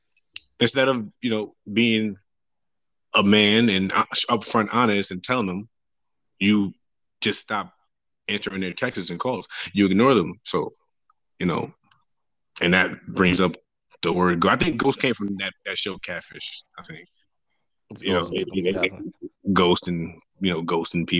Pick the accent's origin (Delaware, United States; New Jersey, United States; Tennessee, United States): New Jersey, United States; moved away; also born or lived in Virginia; I'm originally from Jersey